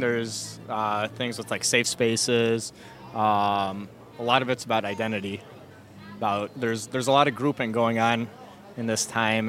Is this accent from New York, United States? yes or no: no; Chicago, Illinois, United States; I'm from Chicago.